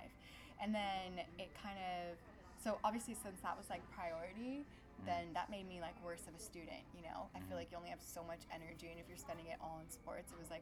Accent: Irvine, California, United States; also born or lived in Long Beach, California; We grew up in Irvine. I was born in Long Beach, but grew up in Irvine since I was like five. So basically Irvine, born and raised

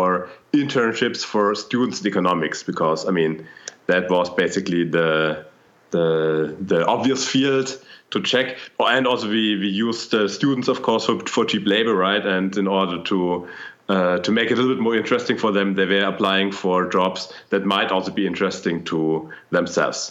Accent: Germany; I'm from Germany

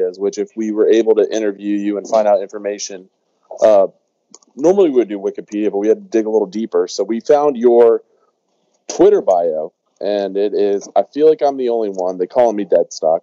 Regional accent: United States; I'm from just outside of D.C.

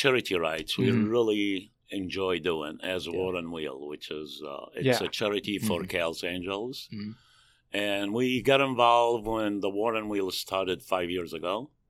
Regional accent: Jerusalem, Jerusalem District, Israel; now in United States; So I grew up in Jerusalem. Okay. I moved to U.S. in 82.

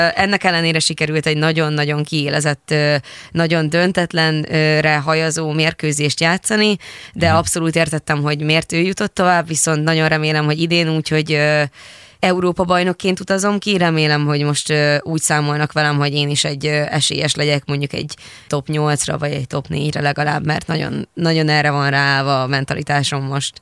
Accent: Hungary; kettő magyarként

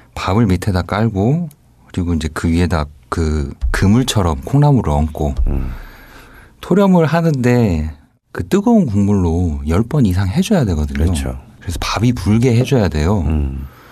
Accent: Jeonju / Gunsan, North Jeolla, South Korea; 저는 전주나 이제 군산 쪽이 제 네. 고향이고 이제 본래 네. 살고 있는 곳이니까

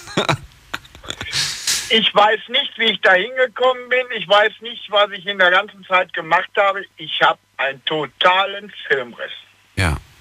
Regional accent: Hagen, North Rhine-Westphalia, Germany; now in Cologne, Germany; ich komme aus Hagen

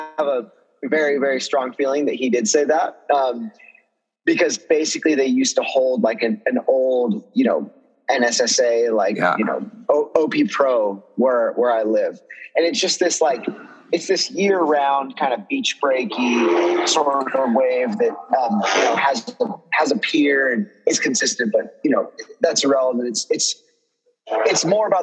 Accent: Central Coast of California, United States; growing up in the Central Coast of California

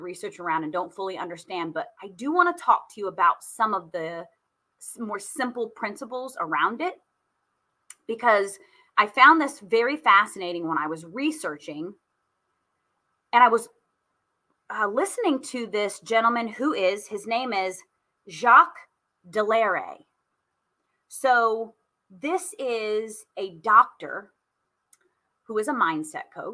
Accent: Indianapolis, Indiana, United States; I am from Indy

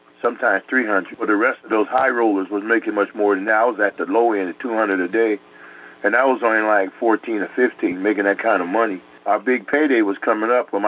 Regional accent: New York City, New York, United States; also born or lived in Connecticut; I grew up in Connecticut, New York, and stuff, in the streets there in Harlem

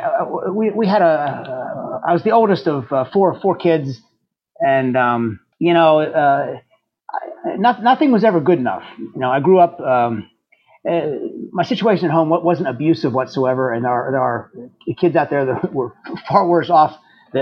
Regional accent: Indiana, Pennsylvania, United States; moved away as an adult; I'm originally from Indiana, Pennsylvania

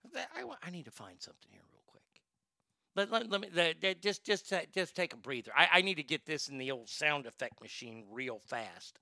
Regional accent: Texas, United States; I'm from Texas. I'm from the South.

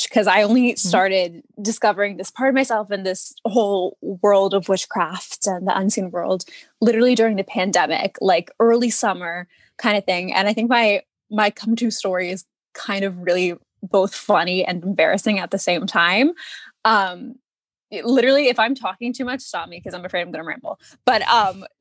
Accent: Allentown, Pennsylvania, United States; I'm from Allentown, PA

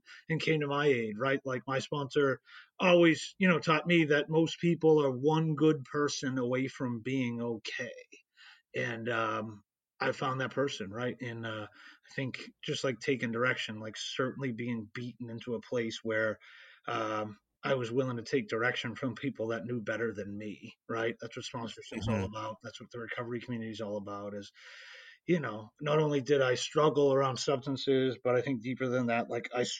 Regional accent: Boston, Massachusetts, United States; I grew up in the Boston area

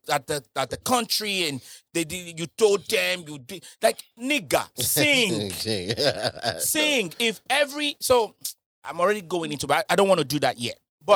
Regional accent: Nigeria; as a Nigerian

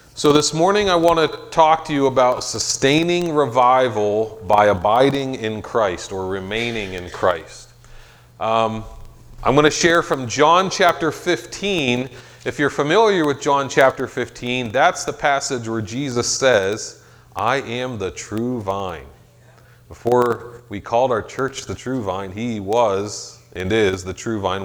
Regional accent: Meadville, Pennsylvania, United States; I'm from Meadville

